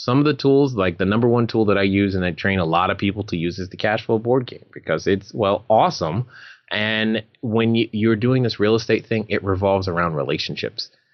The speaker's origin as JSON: {"language": "English", "region": "California", "country": "United States", "tie": "born or raised there", "moved": "yes", "said": "my home state of California"}